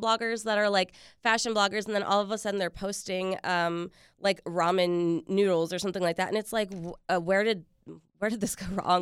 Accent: Richmond, Virginia, United States; now in Washington, D.C., United States; I was actually born here, but I grew up in Richmond

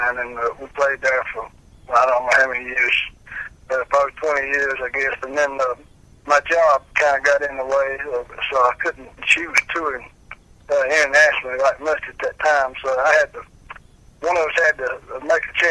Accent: Fries, Virginia, United States; moved away; also born or lived in Danville, Virginia; I was born and raised in Freed, Virginia, which around Galax

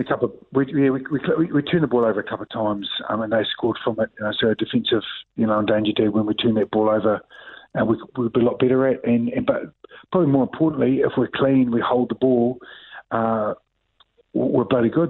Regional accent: New Zealand; I'm a New Zealander

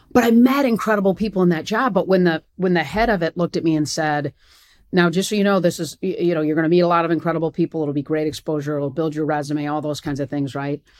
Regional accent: East Lansing, Michigan, United States; moved away as an adult; now in Atlanta, United States; I'd grown up in East Lansing

